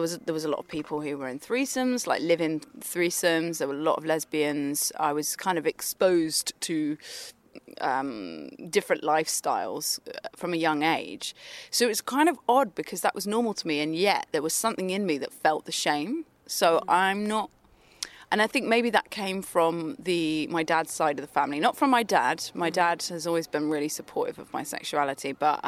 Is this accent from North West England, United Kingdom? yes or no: no; Bristol, South West England, United Kingdom; born there; also born or lived in London; So I was born in Bristol, and we moved back and forth for a while, and we moved to London